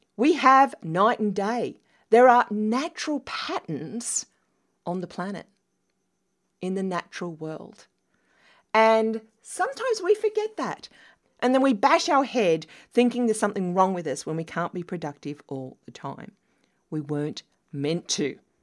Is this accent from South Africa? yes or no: no; Australia; moved away; as an Australian